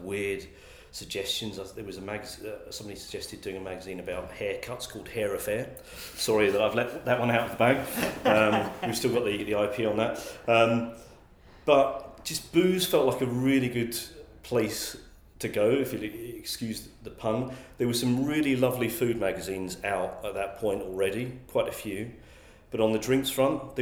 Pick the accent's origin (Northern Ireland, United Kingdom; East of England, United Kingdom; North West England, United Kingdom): East of England, United Kingdom; Essex; also born or lived in Scotland; I grew up in Essex